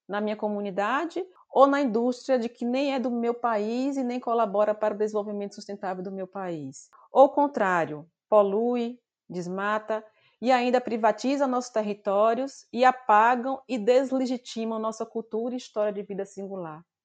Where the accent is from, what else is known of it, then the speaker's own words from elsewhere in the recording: Bahia, Brazil; moved away as an adult; also born or lived in João Pessoa; eu saí da minha terra natal, de que é Bahia, para João Pessoa para cursar a universidade